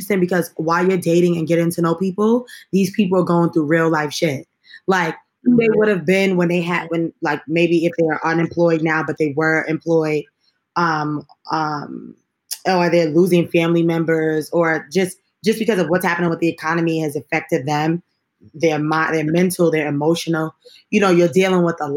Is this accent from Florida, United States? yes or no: no; New York City, New York, United States; I'm from Brooklyn